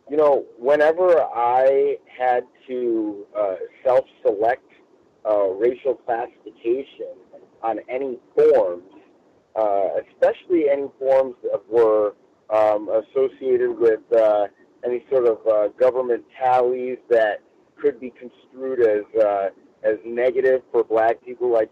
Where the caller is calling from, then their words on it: Los Angeles, California, United States; I'm reporting from Los Angeles.